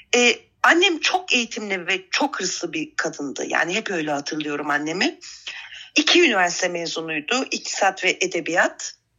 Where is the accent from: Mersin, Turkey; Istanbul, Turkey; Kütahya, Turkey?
Istanbul, Turkey; born or raised there; also born or lived in Adana